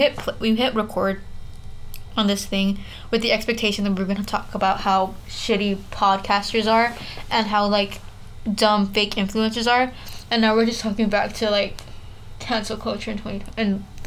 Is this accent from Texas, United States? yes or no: yes; South Texas, United States; moved away as an adult; now in North Texas, United States; We're from the South of Texas.